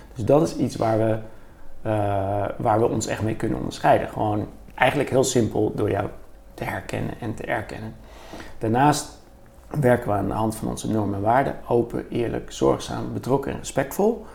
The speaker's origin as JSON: {"language": "Dutch", "town": "Bergen", "region": "North Holland", "country": "Netherlands", "tie": "born or raised there", "moved": "yes", "lives_now": "Utrecht, Netherlands", "said": "ik ben opgevoed in, opgegroeid in Bergen"}